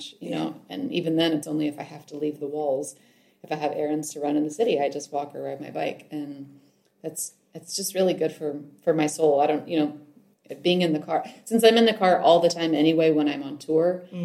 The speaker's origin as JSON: {"language": "English", "region": "Texas", "country": "United States", "accent": "American", "moved": "as an adult", "lives_now": "Lucca, Italy", "said": "I'm from Texas originally"}